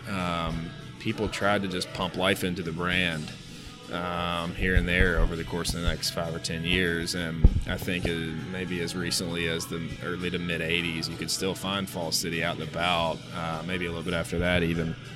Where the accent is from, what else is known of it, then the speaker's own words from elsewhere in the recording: Louisville, Kentucky, United States; we're from Louisville. We are craft beer now. Let's do this.